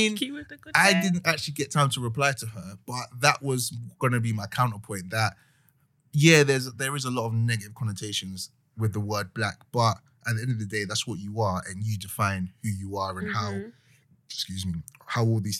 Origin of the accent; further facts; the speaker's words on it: Nigeria; Any term that isn't like black or doesn't describe my ethnicity as a Nigerian man, that people try to box me and I don't like it.